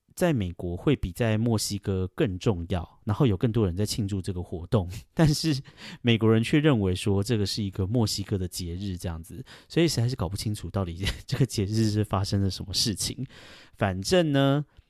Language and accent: Chinese; Taiwan; moved away as an adult; now in New York, United States; 像我们台湾人呢